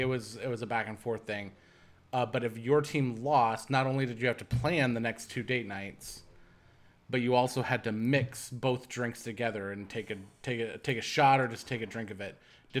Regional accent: Midwest, United States; cornfields were always kind of terrifying to me, even though I grew up in the Midwest.

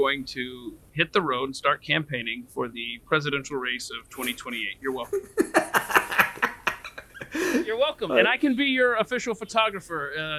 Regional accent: Atlanta, Georgia, United States; As a Georgia boy growing up in Atlanta, I've been in Tennessee quite a bit

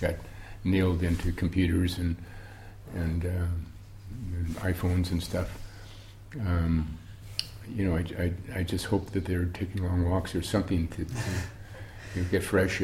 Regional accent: Milwaukee, Wisconsin, United States; We grew up in Milwaukee, Wisconsin, started drinking beer when I was 3.

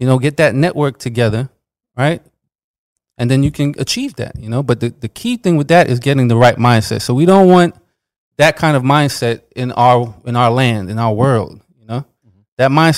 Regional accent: New York, United States; growing up, like, I'm from New York too, and we used to have the Pledge of Allegiance.

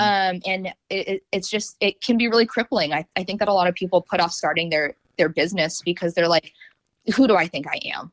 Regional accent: North Idaho, United States; also born or lived in North Carolina; now in Raleigh-Durham, United States; I grew up in North Idaho

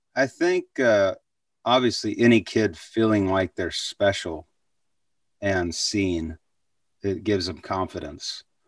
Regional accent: Waco, Texas, United States; also born or lived in Abilene, Texas; I was born in Abilene, but, uh, when we were two, it moved to, moved to, to Waco

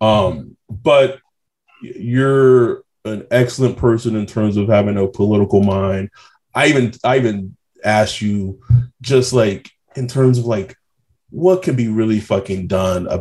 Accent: West Texas, United States; now in Orange County, United States; I'm from West Texas

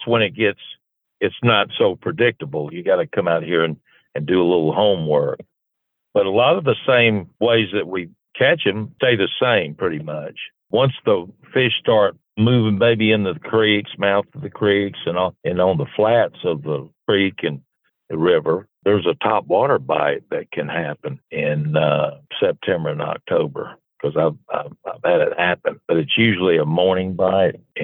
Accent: Columbus, Georgia, United States; Me and Jack Tibbs, the mayor, we grew up in Columbus, Georgia, went to the same high school

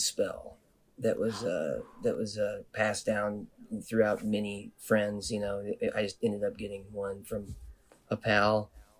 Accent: Nevada, United States; I was born in Reno, Nevada, and I grew up in the Sierra Nevada mountains.

